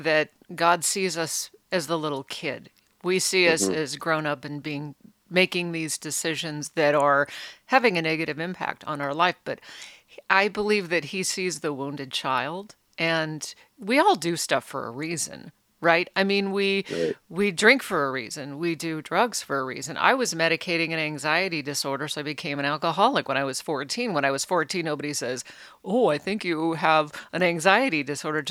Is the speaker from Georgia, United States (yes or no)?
no; Alaska, United States; also born or lived in Reno, Nevada; now in Oregon, United States; I grew up in Alaska